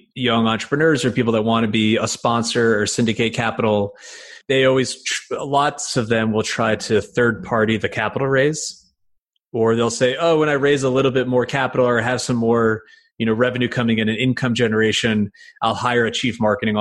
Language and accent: English; United States; also born or lived in Connecticut; I'm from New York